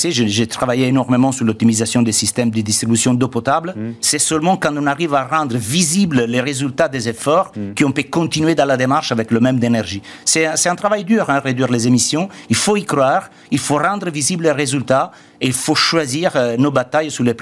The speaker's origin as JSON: {"language": "French", "country": "Italy", "second_language": "French", "said": "comme en Italie, moi je suis italien, je connais bien mon pays"}